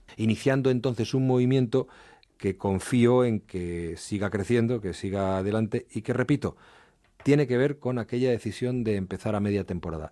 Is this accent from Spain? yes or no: yes; Madrid, Community of Madrid, Spain; also born or lived in Asturias; yo nací en Madrid y ahí no, no vivía salvo periodos, pero largos periodos de mi infancia